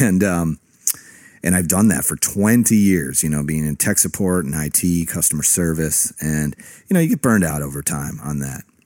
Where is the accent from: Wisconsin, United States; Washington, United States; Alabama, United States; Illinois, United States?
Illinois, United States; Rockford; my hometown of Rockford, Illinois